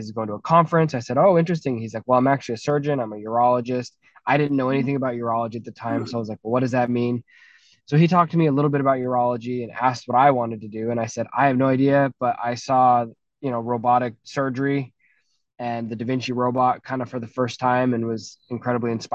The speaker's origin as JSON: {"language": "English", "town": "St. George", "region": "Utah", "country": "United States", "tie": "born or raised there", "said": "We moved to a slightly larger place called St. George, Utah. Went to high school there"}